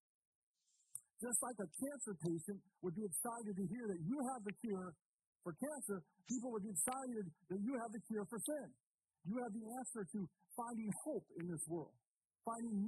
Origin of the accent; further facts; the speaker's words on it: United States; as American Christians